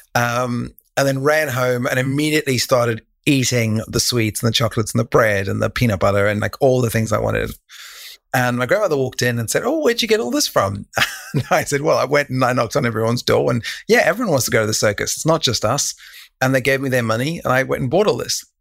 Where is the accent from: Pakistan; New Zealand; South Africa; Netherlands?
South Africa; Cape Town, Western Cape; moved away; also born or lived in Taiwan / Thailand; when I was a kid, I grew up in Cape Town, South Africa, in a place called Rugby